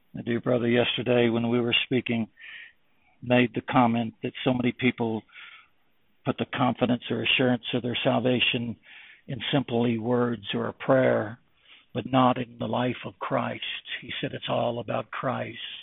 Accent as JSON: {"language": "English", "country": "United States", "also_born_or_lived": "Germany", "moved": "as an adult", "said": "When I lived in Germany for 35 years, being an American"}